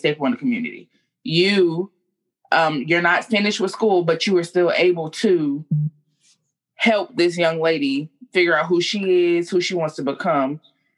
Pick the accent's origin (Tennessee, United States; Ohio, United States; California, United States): California, United States; Compton; now in Houston, United States; I am from Compton, California, a born-again Houstonian